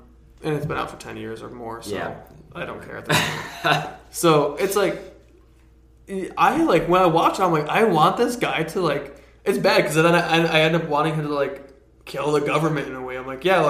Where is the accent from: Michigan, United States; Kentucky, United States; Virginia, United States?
Michigan, United States; Detroit; I grew up in Detroit